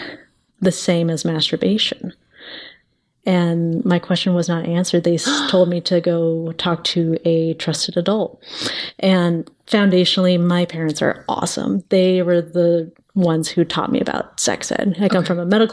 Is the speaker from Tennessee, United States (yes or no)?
no; Arizona, United States; I grew up in Arizona, and there within the legislation, it is abstinence only sexual education